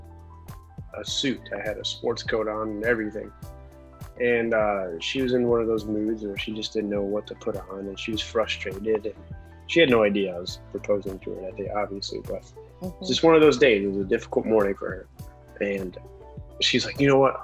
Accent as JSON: {"language": "English", "town": "Cleveland", "region": "Ohio", "country": "United States", "tie": "born or raised there", "also_born_or_lived": "Boston / Orlando, Florida", "moved": "yes", "lives_now": "Florida, United States", "said": "I grew up in Cleveland, Ohio"}